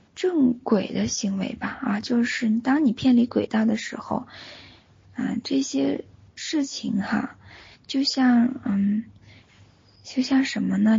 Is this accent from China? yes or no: yes; Northeast China, China; now in Singapore; 老家是在东北对吧